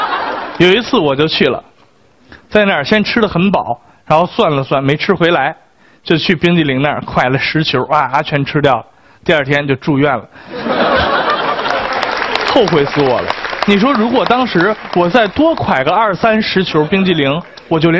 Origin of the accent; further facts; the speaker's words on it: China; 我们八零后，甚至是我们中国人在吃上面的那些心得和体会